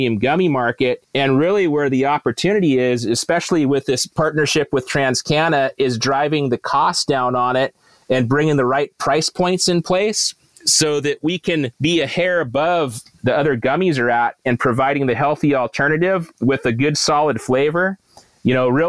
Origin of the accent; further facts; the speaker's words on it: Santa Cruz, California, United States; growing up in Santa Cruz